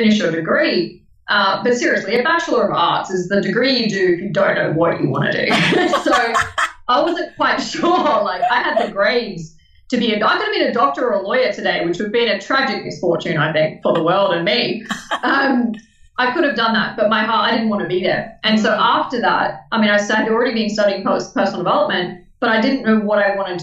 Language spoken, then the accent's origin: English; Melbourne, Victoria, Australia; now in Brisbane, Australia; originally born in Melbourne. Some people judge that. Currently living in Brisbane